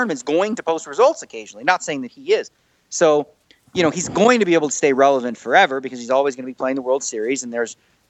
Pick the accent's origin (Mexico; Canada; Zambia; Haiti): Canada; moved away as an adult; now in Las Vegas, United States; I'm still Canadian